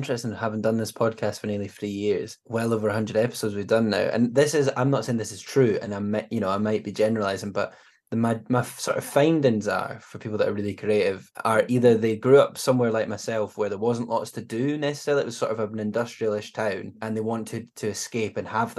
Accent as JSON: {"language": "English", "region": "Scotland", "country": "United Kingdom", "said": "As a Scottish person"}